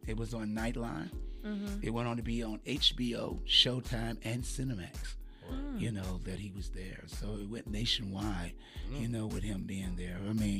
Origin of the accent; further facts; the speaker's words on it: Portsmouth, Virginia, United States; We are from Portsmouth